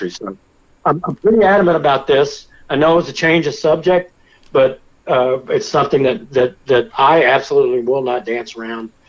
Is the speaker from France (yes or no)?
yes; France; born there; I'm not, I'm not a Native American. I was, I was born in France. My mother's French